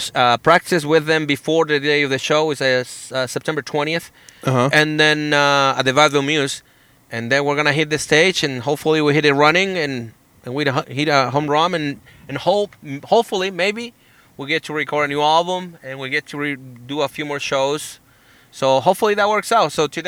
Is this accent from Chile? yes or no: yes; Chile; accent: Chilean; English is a second language; moved away; And even now, my accent has died down a little bit, but I was just back in Chile for a vacation, and every time I go back, my accent kind of like hits a reset.